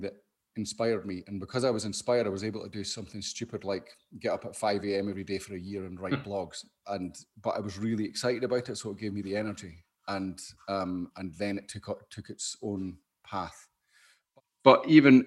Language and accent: English; Scotland, United Kingdom